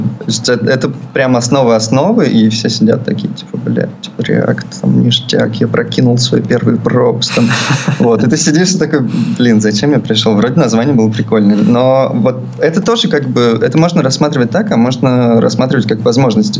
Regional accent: Perm, Perm Krai, Russia; moved away as an adult; also born or lived in Moscow, Russia; now in Vietnam; А я вообще с Урала. А, я жил в Перми

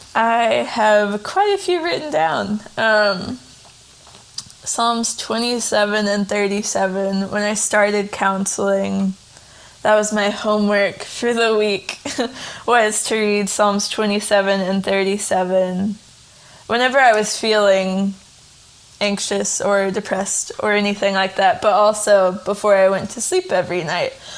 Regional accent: Tennessee, United States; now in Kentucky, United States; I'm from Tennessee originally. I currently live in Kentucky with my husband Taylor.

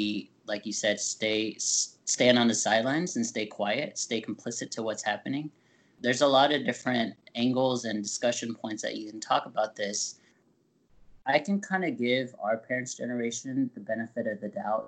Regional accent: United States; we're American through and through, whatever you may want to define that as, but we were born here

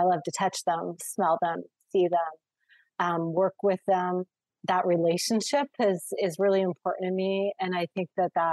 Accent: Redondo Beach, California, United States; growing up in the Los Angeles area, in the coastal areas of Redondo Beach

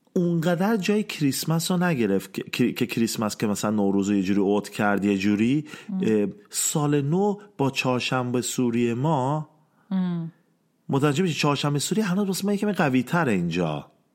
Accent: Iran; ما ایرانی ها

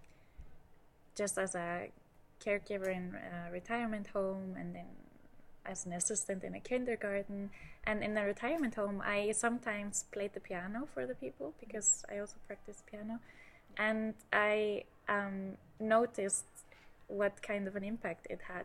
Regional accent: Iceland; English is a second language; now in Germany; I'm not originally from Germany, so I'm from Iceland

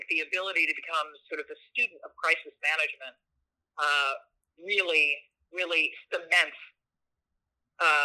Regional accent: St. Louis, Missouri, United States; moved away; my hometown of St. Louis

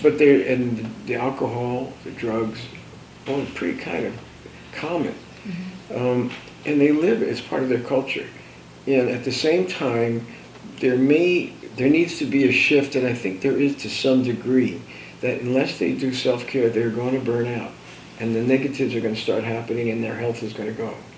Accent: New Jersey, United States; born or raised there

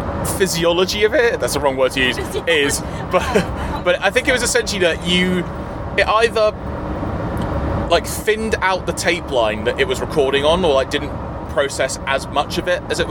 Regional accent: England, United Kingdom; I've not been in Scotland for 2 days. I've gone back to being English.

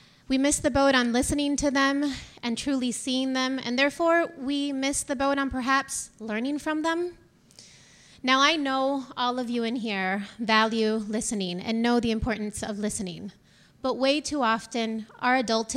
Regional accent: Dominican Republic; moved away; I'm from the Dominican Republic, and when I came here

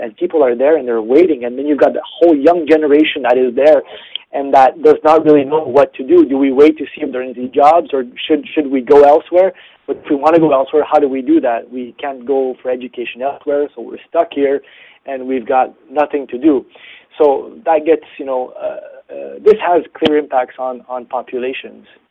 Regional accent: Canada; being Canadian, I work on uh, Canada defense and security issues

